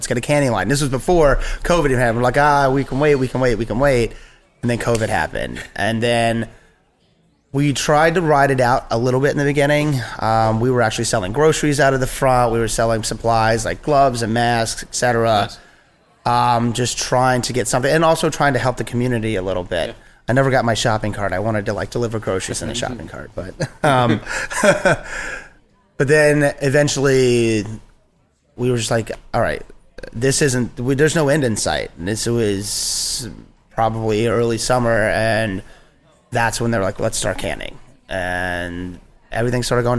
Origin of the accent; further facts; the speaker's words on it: Virginia, United States; now in Nyack, United States; I grew up in Virginia.